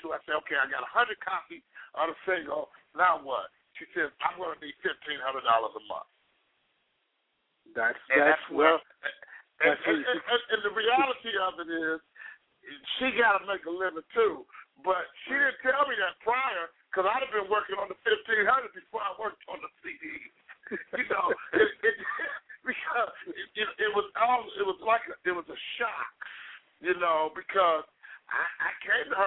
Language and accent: English; Cleveland, Ohio, United States; now in Columbus, United States; I live in Columbus, Ohio, but I'm from Cleveland